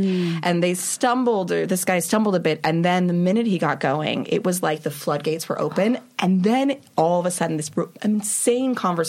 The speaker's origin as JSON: {"language": "English", "town": "Los Angeles", "region": "California", "country": "United States", "tie": "born or raised there", "said": "Los Angeles."}